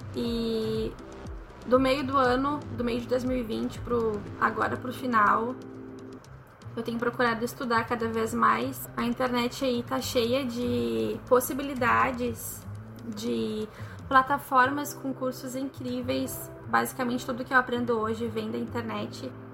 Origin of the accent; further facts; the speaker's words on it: Porto Alegre, Rio Grande do Sul, Brazil; sou daqui de Porto Alegre